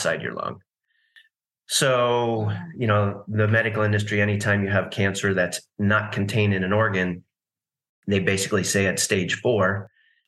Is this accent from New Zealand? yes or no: no; East Coast, United States; also born or lived in California; now in Nashville, United States; I grew up on the East Coast